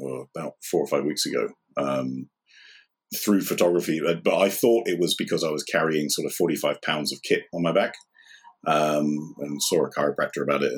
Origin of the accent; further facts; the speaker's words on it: United Kingdom; moved away as an adult; also born or lived in Ireland / United States / Shanghai; I grew up on the South Coast, where I live now.